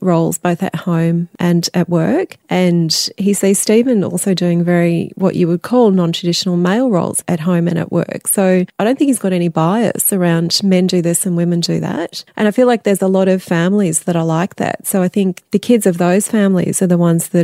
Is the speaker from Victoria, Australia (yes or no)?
yes; Melbourne, Victoria, Australia; now in Sydney, Australia; I'm from Melbourne originally too.